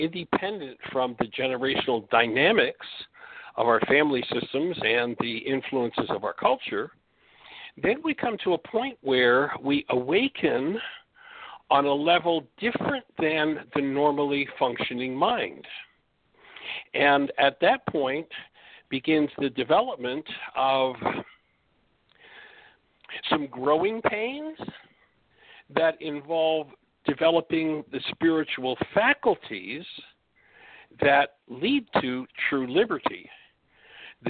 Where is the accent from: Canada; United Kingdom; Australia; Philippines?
Canada; moved away; I'm from Canada